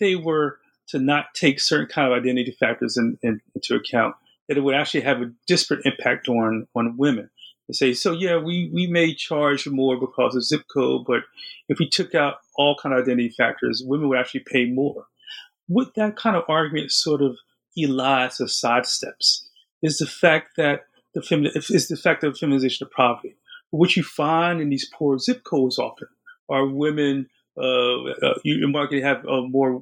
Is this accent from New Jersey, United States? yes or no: yes; New Jersey, United States; I'm from New Jersey. My family's from New Jersey